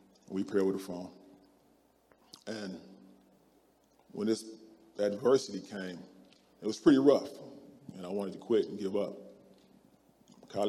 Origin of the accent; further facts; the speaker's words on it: Akron, Ohio, United States; moved away as an adult; also born or lived in Kansas; I'm from Akron, Ohio